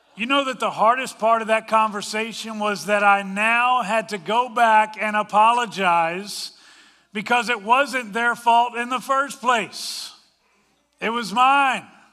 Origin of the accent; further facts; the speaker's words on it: Washington, District of Columbia, United States; moved away; also born or lived in Colorado; I grew up in the Washington, D C area, but I've also lived in Colorado.